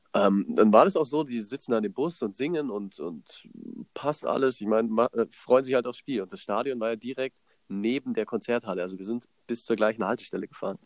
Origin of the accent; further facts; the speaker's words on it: Germany; Ich so aus Deutschland